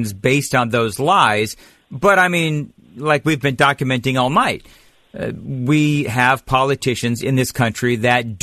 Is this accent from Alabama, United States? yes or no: no; California, United States; moved away as an adult; now in Nashville, United States; I grew up there in California, fled many, many years ago